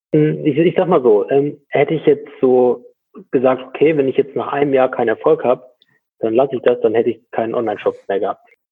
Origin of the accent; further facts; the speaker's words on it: Borken, North Rhine-Westphalia, Germany; komme aus Borken. Das ist äh, im Münsterland.